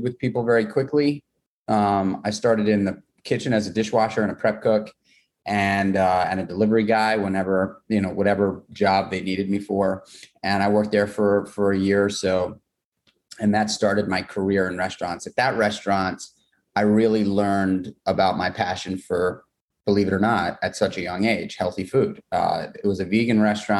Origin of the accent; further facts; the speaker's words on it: New York City, New York, United States; I grew up in New York City. I grew up in Manhattan